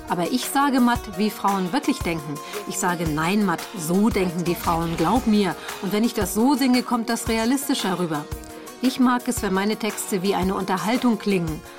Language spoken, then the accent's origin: German; Canada; Ich bin ja in Kanada aufgewachsen. Wir haben immer in kleinen Städten gewohnt.